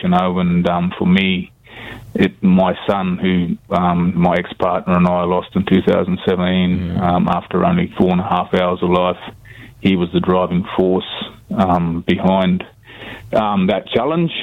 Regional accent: Alice Springs, Northern Territory, Australia; Grew up in Alice Springs, single mother

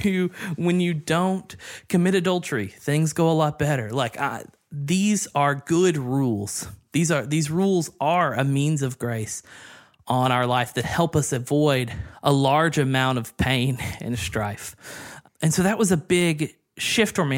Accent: the South, United States; I grew up in the South

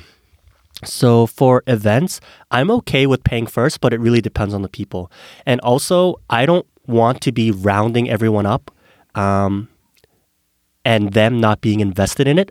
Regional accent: South Korea; moved away; also born or lived in Canada; I was born in Korea

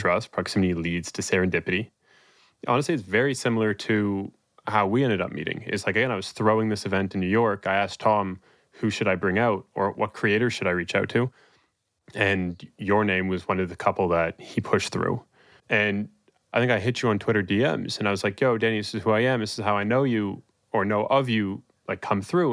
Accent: Toronto, Ontario, Canada; I'm from Toronto

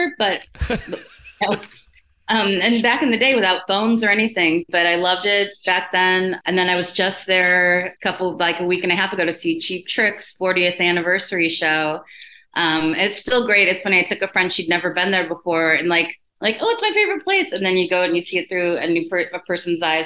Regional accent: Chicago, Illinois, United States; I'm lifelong Chicagoan.

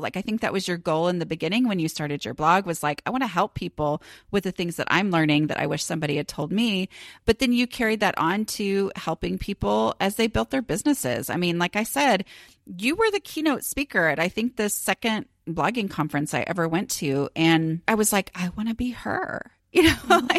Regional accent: Dallas, Texas, United States; I am from Dallas

